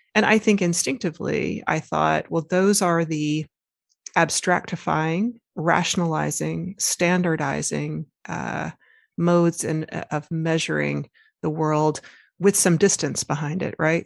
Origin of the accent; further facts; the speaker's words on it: Arkansas, United States; I was raised, uh, born and raised in Arkansas